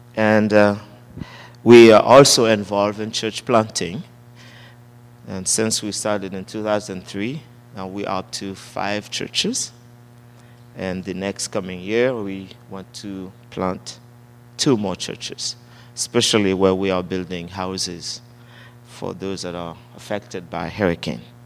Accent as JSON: {"language": "English", "country": "Haiti", "tie": "born or raised there", "said": "born and raised in Haiti"}